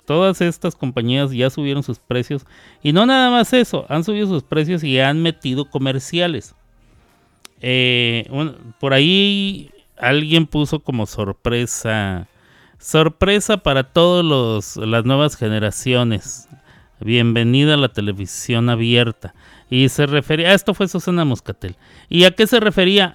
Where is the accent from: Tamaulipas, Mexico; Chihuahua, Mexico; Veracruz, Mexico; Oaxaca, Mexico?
Chihuahua, Mexico; Yo también soy de Chihuahua